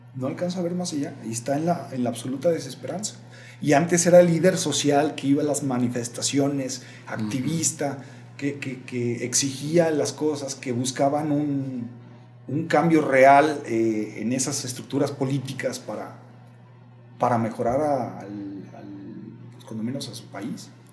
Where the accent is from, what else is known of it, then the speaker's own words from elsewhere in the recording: Mexico; also born or lived in Guadalajara; ¿Qué pasó con nosotros como pueblo mexicano?